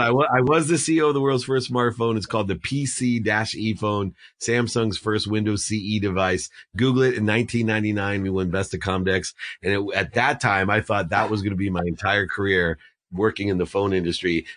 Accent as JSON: {"language": "English", "town": "Akron", "region": "Ohio", "country": "United States", "tie": "born or raised there", "said": "I was born in Akron, Ohio"}